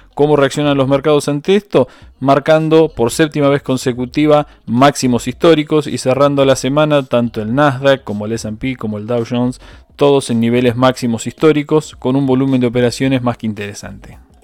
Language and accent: Spanish; Argentina